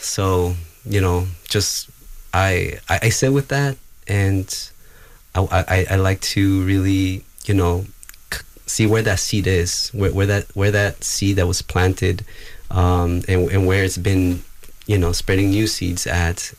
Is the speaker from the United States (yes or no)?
no; Gualaceo, Azuay, Ecuador; moved away; I incarnated on this the land currently referred to as Gualaceo, Ecuador